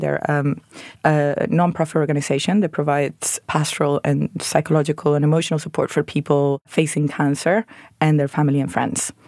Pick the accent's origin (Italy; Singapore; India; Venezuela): Venezuela; moved away as an adult; now in London, United Kingdom; I'm originally from Venezuela, where I trained as an architect